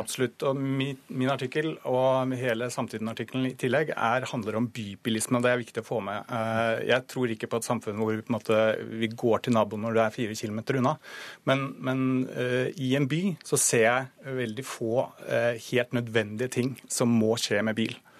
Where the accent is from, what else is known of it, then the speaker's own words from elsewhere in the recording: Norway; vi er nordmenn